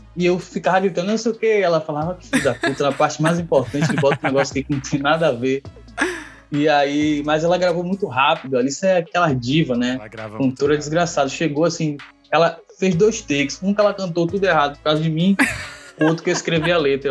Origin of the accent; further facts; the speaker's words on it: Valéria, Nordeste, Bahia, Brazil; Nordeste, de Valéria, Valéria é um bairro de periferia